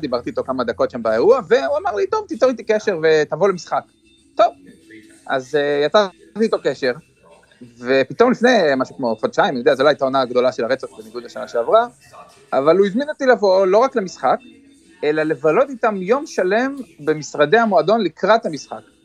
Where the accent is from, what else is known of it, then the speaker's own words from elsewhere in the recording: Kfar Saba, Central District, Israel; moved away as an adult; now in Boston, United States; אנחנו באים מישראל